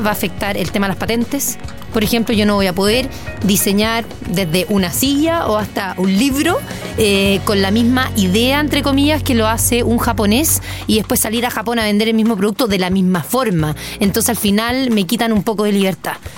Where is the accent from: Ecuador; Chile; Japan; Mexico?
Chile; como chilena